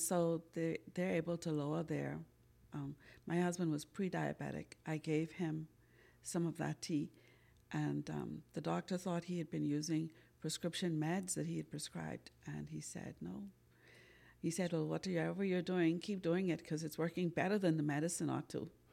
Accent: Bahamas; like every good old Bahamian, I grew up on Sarah C

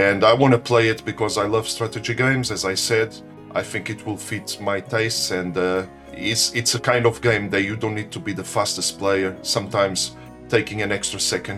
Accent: Portugal; now in United Kingdom; I was born in Portugal, however, I live in the UK for over 20 years now

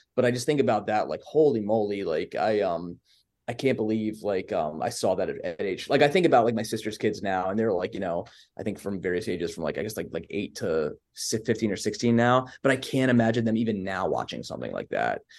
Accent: Baltimore, Maryland, United States; accent: Baltimore; born and raised here

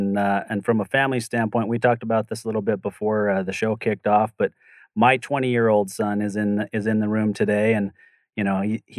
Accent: outside of Salt Lake City, Utah, United States; also born or lived in Denver, Colorado; I grew up outside of Salt Lake City, Utah

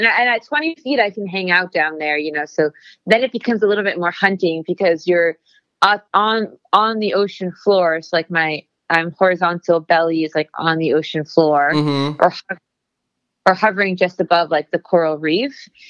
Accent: Miami, Florida, United States; Yeah, in Miami.

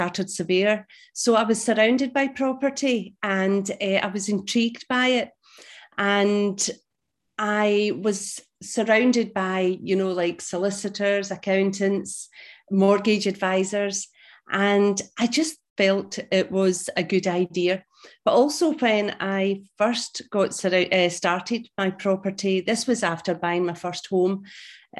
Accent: Glasgow, Scotland, United Kingdom; now in St Andrews, United Kingdom; I am Scottish. I was brought up in Glasgow and now living in a beautiful, beautiful place in Scotland East Coast called St Andrews

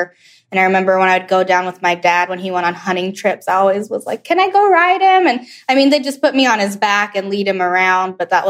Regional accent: Birmingham, Alabama, United States; also born or lived in Atlanta, Georgia; I was born in Atlanta, Georgia, but grew up mostly in Birmingham, Alabama. That's where most of my family is from.

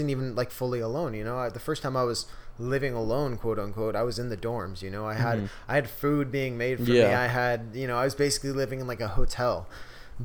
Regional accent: San Diego, California, United States; moved away as an adult; now in Chico, United States; growing up in San Diego

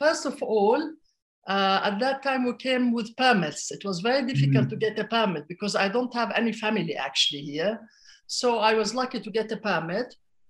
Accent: Jordan; accent: Damascene; moved away as an adult; now in Ramallah, Palestine; I was born after the Nakba, so I grew up in Jordan, and I always had to sort of imagine Palestine from a distance.

